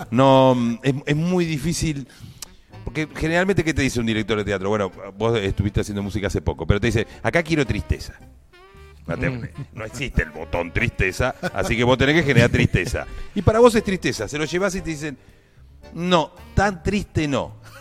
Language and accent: Spanish; Viedma, Río Negro, Argentina; De la ciudad de Viedma